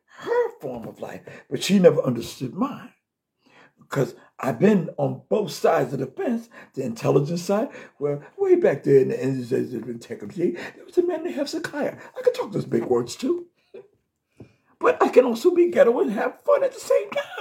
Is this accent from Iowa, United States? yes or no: no; New York City, New York, United States; moved away; from my hometown, from Brooklyn